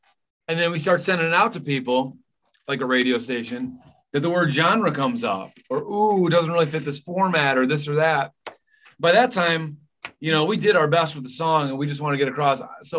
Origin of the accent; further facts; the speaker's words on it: near Chicago and Michigan, Midwest, United States; I was raised on Kentucky bluegrass and, you know, so and the blues, obviously growing up so close to Chicago and Michigan.